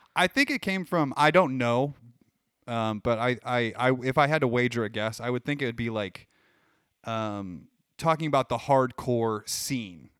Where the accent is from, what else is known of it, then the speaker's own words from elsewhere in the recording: Midwest, United States; We're from the Midwest